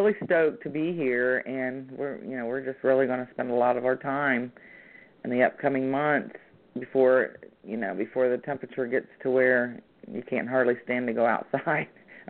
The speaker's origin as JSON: {"language": "English", "region": "Ohio", "country": "United States", "said": "I came from Ohio, which is also a very active area."}